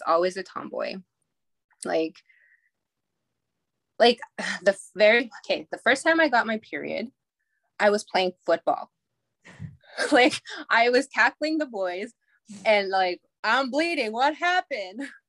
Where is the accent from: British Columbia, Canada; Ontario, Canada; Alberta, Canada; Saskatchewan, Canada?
Alberta, Canada; Goodfish Lake; I grew up in Goodfish Lake, Alberta, which is a small reserve 2 hours northeast of Edmonton.